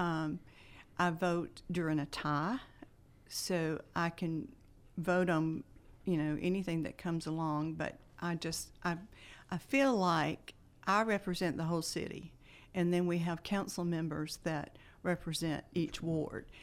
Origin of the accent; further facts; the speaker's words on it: Bowdon, Georgia, United States; now in Carrollton, United States; I grew up in Bowdoin, uh, attended county schools